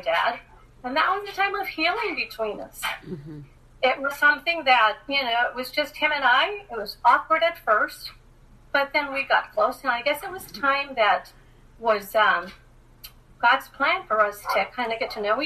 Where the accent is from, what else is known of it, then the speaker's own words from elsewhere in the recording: Los Angeles, California, United States; growing up in Los Angeles with a single parent